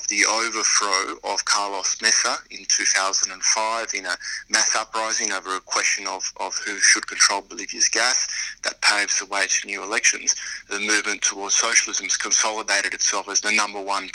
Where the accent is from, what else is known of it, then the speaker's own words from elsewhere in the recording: Australia; also born or lived in Argentina; I was born in Argentina, although I grew up here in Australia